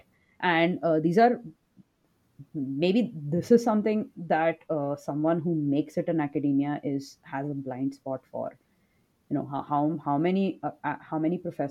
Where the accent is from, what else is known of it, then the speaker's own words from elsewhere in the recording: India; moved away as an adult; now in United States; I'm from India